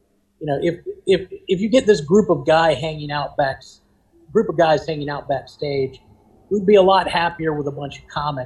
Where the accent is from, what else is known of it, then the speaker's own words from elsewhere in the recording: Richmond, Virginia, United States; we are from Richmond, Virginia